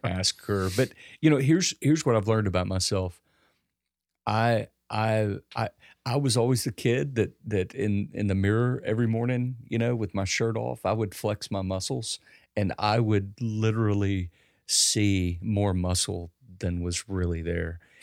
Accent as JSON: {"language": "English", "country": "United States", "said": "as an American"}